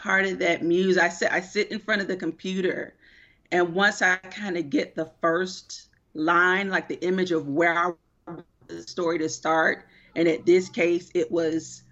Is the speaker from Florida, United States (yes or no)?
yes; Miami, Florida, United States; I am originally from Miami, Florida